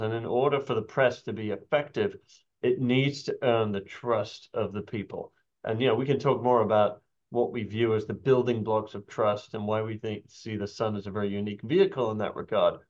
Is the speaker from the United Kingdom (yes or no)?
yes; United Kingdom; accent: British; now in United States; somebody with a British accent